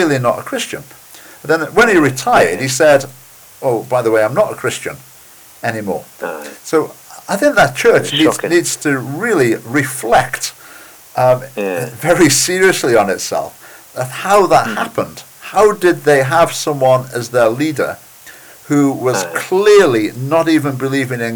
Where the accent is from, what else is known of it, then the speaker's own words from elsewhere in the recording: England, United Kingdom; moved away as an adult; also born or lived in Birmingham / Isle of Wight; now in Edinburgh, United Kingdom; I'm originally English